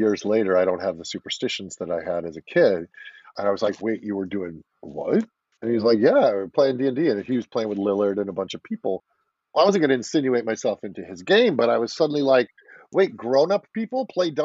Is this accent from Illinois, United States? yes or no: yes; Chicago, Illinois, United States; I'm a Chicago boy, born and raised in Illinois, suburbs outside of Chicago